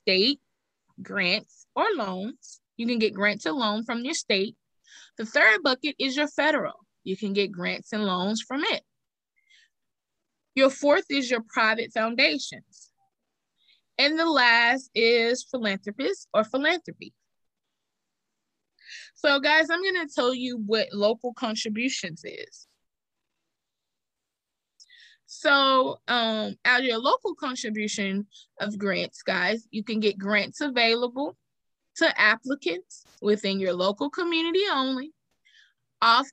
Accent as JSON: {"language": "English", "region": "Texas", "country": "United States", "said": "I'm from Texas"}